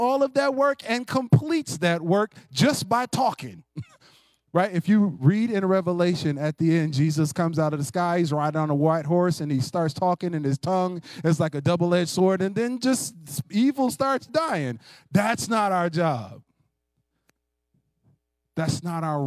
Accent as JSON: {"language": "English", "country": "United States", "said": "American Christians who like competition"}